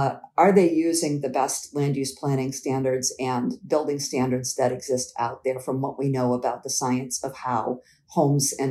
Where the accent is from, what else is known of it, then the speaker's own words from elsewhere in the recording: Quincy, Massachusetts, United States; my family moved to the home that we grew up in Quincy, Massachusetts. We moved there in 1977 when I was 12